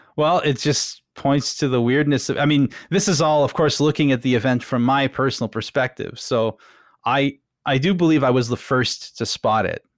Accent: Ottawa, Ontario, Canada; I was growing up in Ottawa, which is, uh, near Montreal, basically

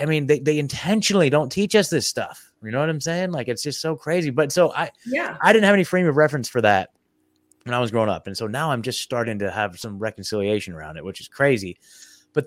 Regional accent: Oregon, United States; moved away as an adult; now in Tennessee, United States; I was born and raised in Oregon

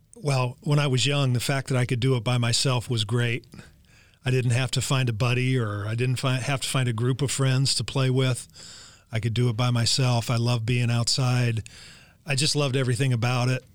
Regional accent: Los Angeles, California, United States; born or raised there

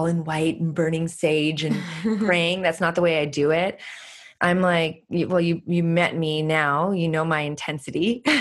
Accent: Canada; moved away; also born or lived in California; I'm Canadian

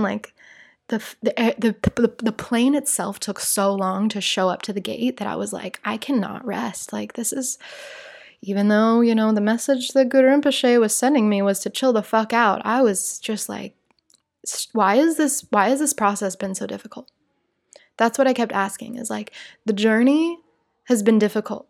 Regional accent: Salt Lake City, Utah, United States; born or raised there; moved away as an adult; now in Rio de Janeiro, Brazil

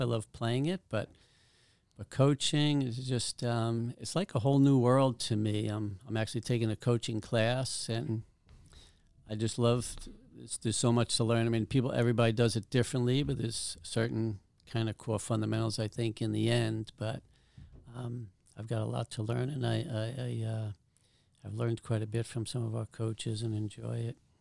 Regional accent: New York City, New York, United States; moved away; I'm from Staten Island. We practiced at a public golf course

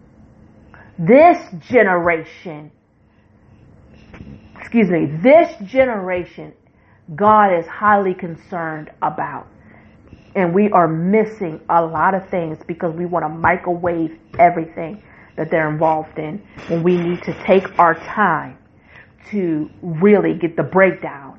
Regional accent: West Virginia, United States; West Virginia. I'm going to say this is my home state.

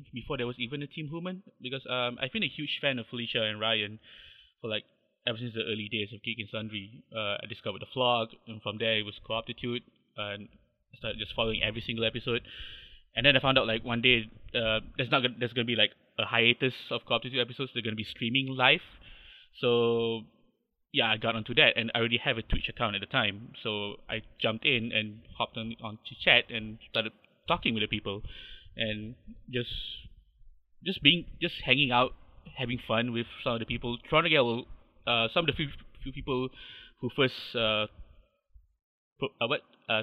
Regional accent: Subang Jaya, Selangor, Malaysia; I'm from Malaysia. I'm born and bred. I live in a little town called Subang Jaya. Lived here for almost 30 odd years.

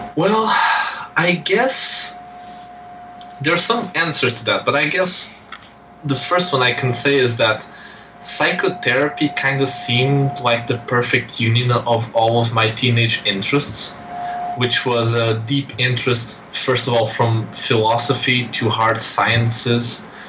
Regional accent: Portugal; I'm this guy from Portugal

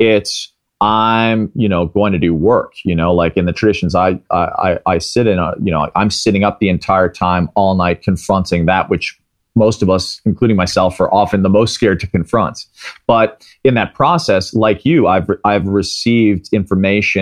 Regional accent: Midwest, United States; I grew up in the Midwest

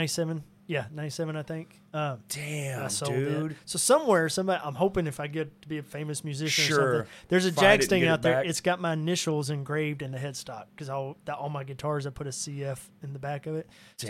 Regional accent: Cabot, Arkansas, United States; also born or lived in Little Rock; Yeah, since I was five. I was born in Little Rock and then lived in Cabot and then moved around since then, but Cabot.

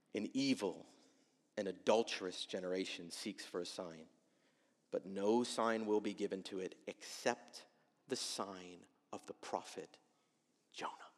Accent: United States

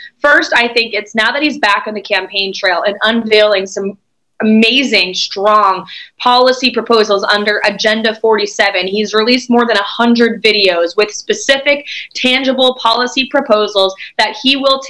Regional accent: New Hampshire, United States; my home state of New Hampshire

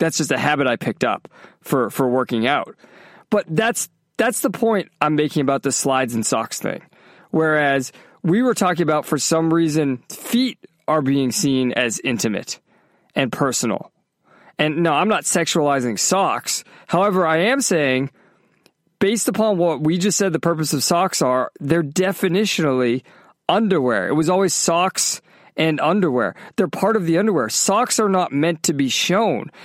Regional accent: Massachusetts, United States; also born or lived in California; now in Florida, United States; growing up in Massachusetts

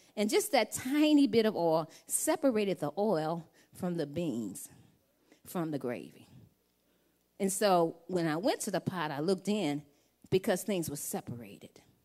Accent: Louisiana, United States; I'm from Louisiana

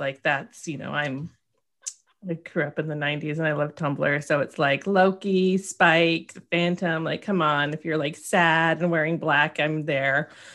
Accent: Oregon, United States; I'm from Oregon

